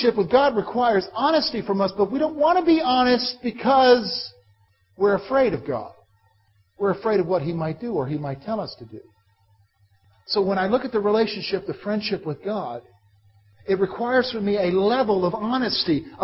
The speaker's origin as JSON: {"language": "English", "town": "Columbia", "region": "South Carolina", "country": "United States", "tie": "born or raised there", "said": "when I was a boy, growing up in Columbia, South Carolina"}